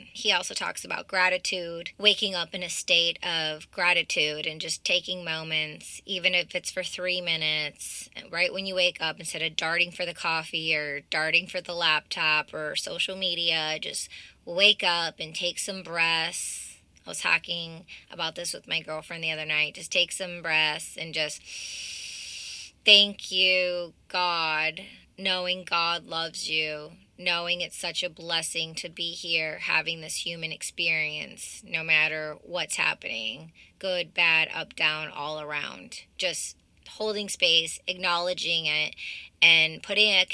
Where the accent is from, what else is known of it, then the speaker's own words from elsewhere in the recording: Michigan, United States; the same area where I'm from, growing up in Michigan